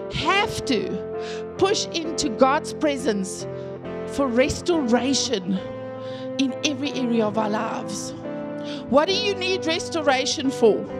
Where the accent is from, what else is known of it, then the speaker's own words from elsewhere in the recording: the Karoo, Eastern Cape, South Africa; I grew up in the Karoo, in the Eastern Cape